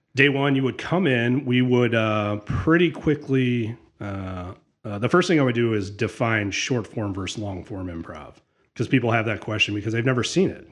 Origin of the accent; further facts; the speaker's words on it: Sylvania, Ohio, United States; also born or lived in Notre Dame, Indiana; I grew up in Sylvania.